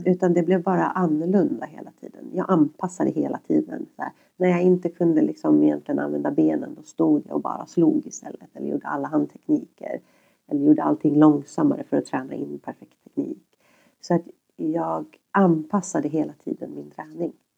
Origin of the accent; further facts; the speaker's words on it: Järfälla, Stockholm County, Sweden; jag växte upp i Högbyområdet